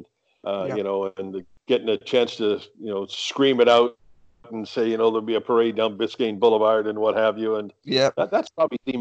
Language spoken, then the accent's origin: English; United Kingdom; also born or lived in Canada; now in Miami, United States